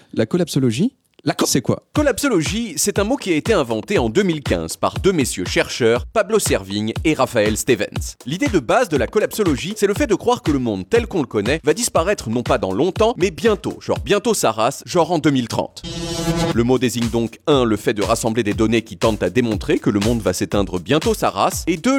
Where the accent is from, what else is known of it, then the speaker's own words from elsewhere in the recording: Portugal; je suis portugais